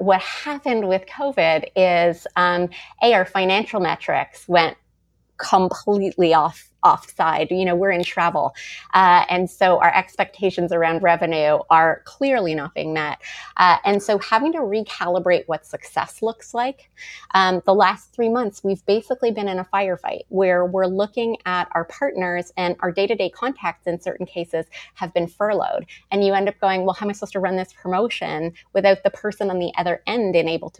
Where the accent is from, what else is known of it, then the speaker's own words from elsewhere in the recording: Montreal, Quebec, Canada; moved away as an adult; also born or lived in Toronto; I moved to Toronto from Montreal at 19 to go to acting school